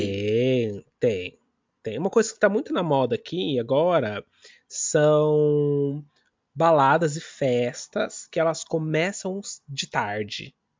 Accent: São Paulo, Brazil; now in London, United Kingdom; quando eu falo que eu sou de São Paulo, eu não falo assim, ah, eu sou de São Paulo da Zona Norte. Não, eu sou de São Paulo

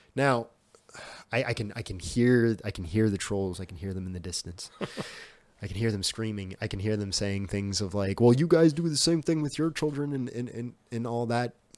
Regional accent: Whitehorse, Yukon, Canada; I grew up in Whitehorse, so it's the capital of the Yukon

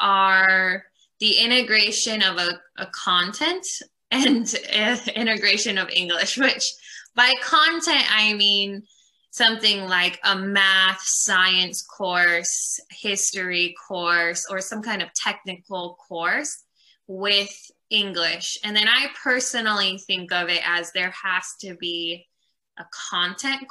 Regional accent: California, United States; moved away as an adult; also born or lived in South Korea / Uganda; now in Virginia, United States; I'm from the United States, and I'm originally from California

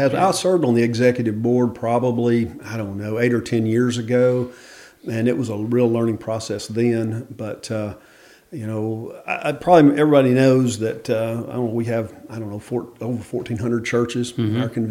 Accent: Memphis, Tennessee, United States; moved away as an adult; now in Dover, Arkansas, United States; originally I'm from Memphis, mm-hmm. and spent the first probably 25 years of my life there, and my wife is from there

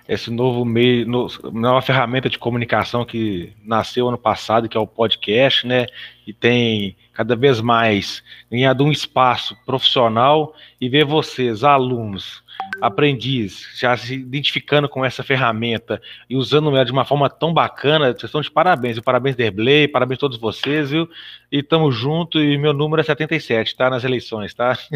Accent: Belo Horizonte, Minas Gerais, Brazil; eu nasci em Belo Horizonte, né? Tenho 43 anos, muito bem vividos, graças a Deus.

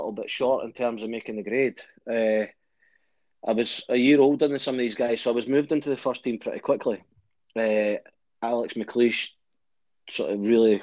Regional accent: Edinburgh, Scotland, United Kingdom; Grew up in Edinburgh as a big Hibs fan

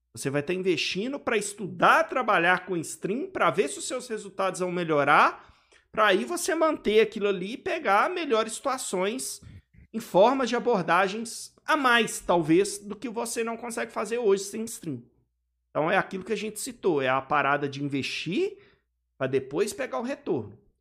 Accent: Belo Horizonte, Minas Gerais, Brazil; Eu sou aqui de BH

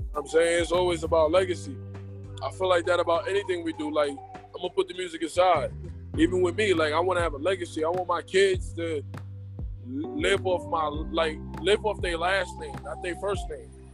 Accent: New York City, New York, United States; I'm from New York. I'm from Brooklyn

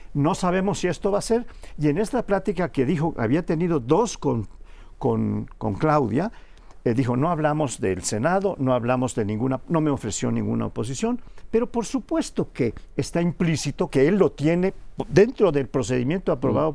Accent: Yucatán, Mexico

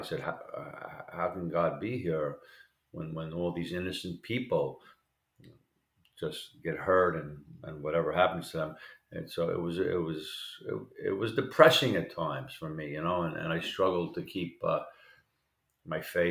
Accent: New York City, New York, United States; I was kind of like a naive kid, even though I grew up in Queens

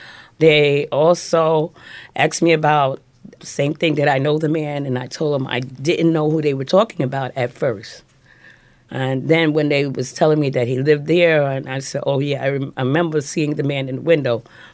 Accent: Jersey City, New Jersey, United States; moved away as an adult; also born or lived in North Carolina; now in New York City, United States; I grew up in Jersey City and North Carolina, and then I moved to New York in 79, and I started working. I was working in Manhattan.

